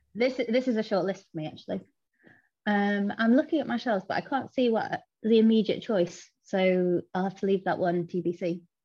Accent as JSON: {"language": "English", "town": "Salford", "region": "North West England", "country": "United Kingdom", "said": "I am from Salford, and the gang culture there is pretty much inescapable"}